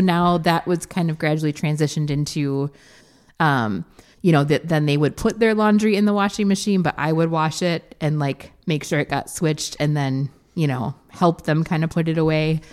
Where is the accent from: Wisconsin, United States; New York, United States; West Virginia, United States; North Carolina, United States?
Wisconsin, United States; we're from Wisconsin